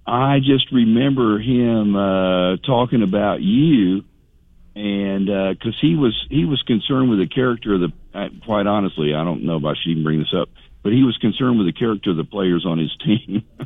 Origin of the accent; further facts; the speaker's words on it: Lakeland, Florida, United States; I'm a native Lakelander, so I was born in Lakeland. So my, my parents were Lakeland High School graduates.